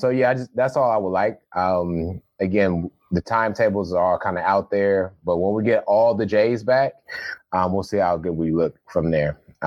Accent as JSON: {"language": "English", "region": "Ohio", "country": "United States", "moved": "yes", "said": "I'm from Ohio."}